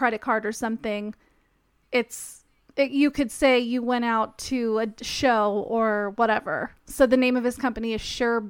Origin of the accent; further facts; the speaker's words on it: Las Vegas, Nevada, United States; I'm from Vegas.